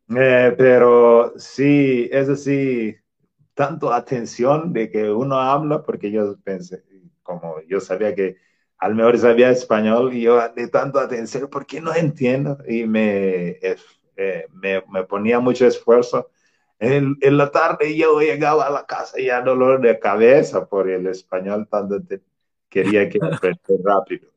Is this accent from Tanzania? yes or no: yes; Tanzania; Spanish is a second language; moved away as an adult; now in Querétaro, Mexico; mi profesión que yo tenía ahí en mi país, Tanzania